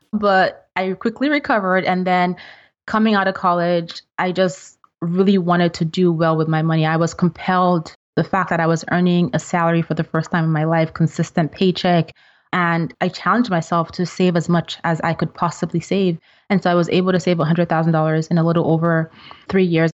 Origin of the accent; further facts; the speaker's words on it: Nigeria; moved away as an adult; now in United States; I'm originally from Nigeria